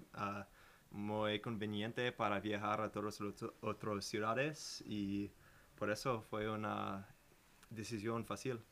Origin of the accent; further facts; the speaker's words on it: Chicago, Illinois, United States; Spanish is a second language; moved away as an adult; now in Madison, United States; estoy de Chicago, en el medio oeste de los Estados Unidos